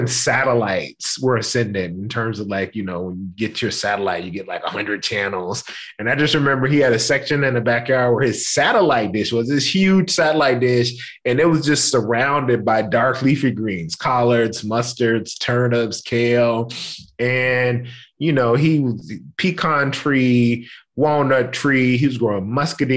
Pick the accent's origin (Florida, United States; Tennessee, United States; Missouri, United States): Tennessee, United States; Memphis; I grew up in Memphis, Tennessee. I'm born and bred